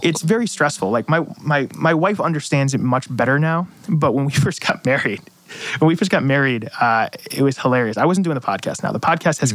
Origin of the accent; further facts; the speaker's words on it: Ansonia, Connecticut, United States; moved away as an adult; now in Norwalk, United States; I love Ansonia. It's my hometown